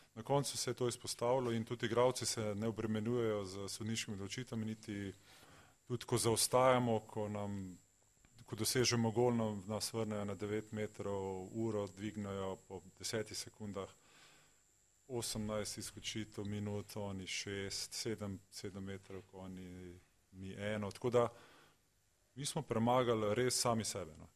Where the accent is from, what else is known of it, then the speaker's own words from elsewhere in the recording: Slovenia; Slovenci smo uh, zelo zahtevni